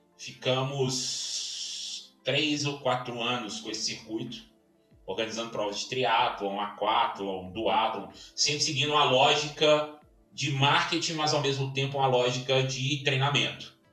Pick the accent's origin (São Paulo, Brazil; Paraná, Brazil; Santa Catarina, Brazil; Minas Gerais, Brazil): Minas Gerais, Brazil; Belo Horizonte; now in Brasília, Brazil; Sou mineiro, nascido em Belo Horizonte, hoje moro em Brasília, me considero hoje candango